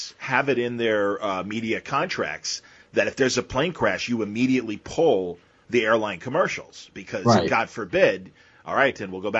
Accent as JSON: {"language": "English", "town": "Wilmette", "region": "Illinois", "country": "United States", "tie": "born or raised there", "said": "They're from Wilmette. They're from my hometown."}